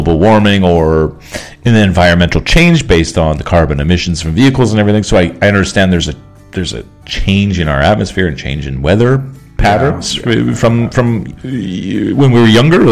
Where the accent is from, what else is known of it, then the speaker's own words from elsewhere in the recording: Canada; we're from Canada